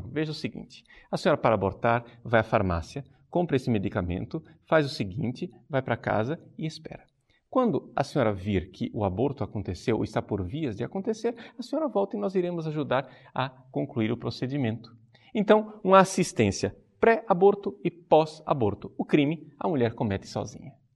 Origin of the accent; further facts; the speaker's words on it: Brazil; como brasileiros